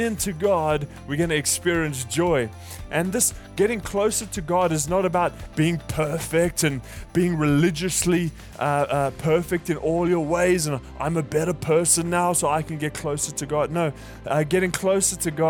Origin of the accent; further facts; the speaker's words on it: South Africa; moved away; I'm from South Africa